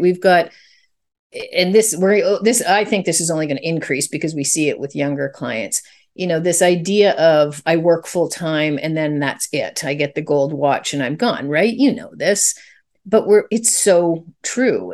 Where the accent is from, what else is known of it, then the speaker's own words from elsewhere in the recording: Canada; I'm Canadian